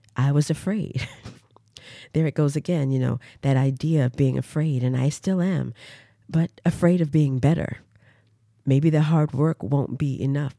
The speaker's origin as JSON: {"language": "English", "town": "Durham", "region": "North Carolina", "country": "United States", "tie": "born or raised there", "also_born_or_lived": "Washington, D.C.", "moved": "as an adult", "said": "I am originally from Durham, North Carolina. I was brought up in a family of educators in the public school system"}